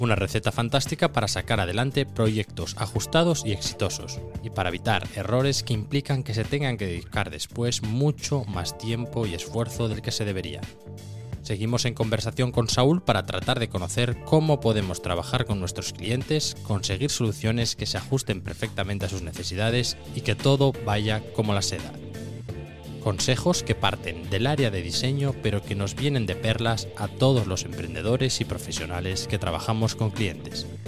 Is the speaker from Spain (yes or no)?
yes; near Cangas del Narcea, Asturias, Spain; cuando me preguntan de dónde eres, digo, nada, de cerca